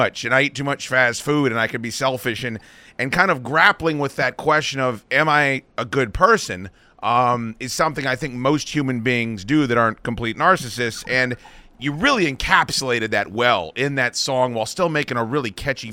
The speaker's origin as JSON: {"language": "English", "town": "Alexandria", "region": "Virginia", "country": "United States", "tie": "born or raised there", "said": "I was born in Alexandria. I'm from here"}